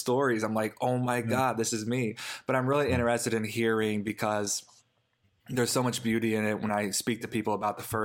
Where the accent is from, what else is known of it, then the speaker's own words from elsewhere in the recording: the Bible Belt, United States; growing up in the Bible Belt